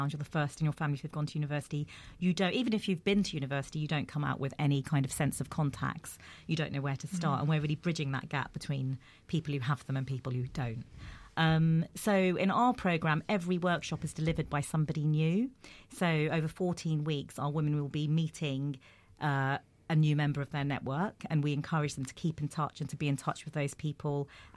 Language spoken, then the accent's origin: English; London, United Kingdom; growing up in Peckham